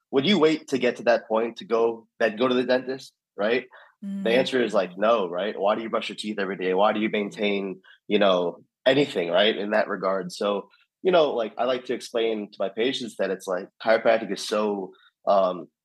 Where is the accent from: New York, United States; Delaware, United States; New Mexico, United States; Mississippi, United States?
New York, United States; born there; so I was born in New York, my dad was born in New York